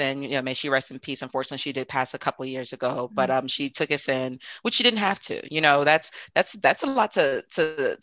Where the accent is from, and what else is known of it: DC, Maryland area, United States; born or raised there; moved away as an adult; also born or lived in Lagos, Nigeria; now in Tucson, United States